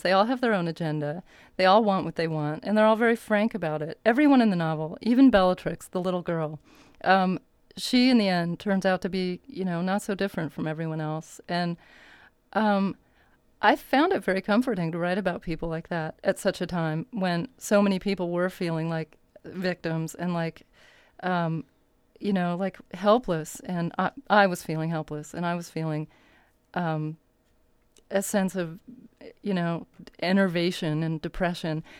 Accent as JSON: {"language": "English", "region": "Arizona", "country": "United States", "tie": "born or raised there", "also_born_or_lived": "Berkeley, California / New York", "moved": "as an adult", "said": "I grew up in Berkeley until I was eight, and then we moved to Arizona where I finished my childhood."}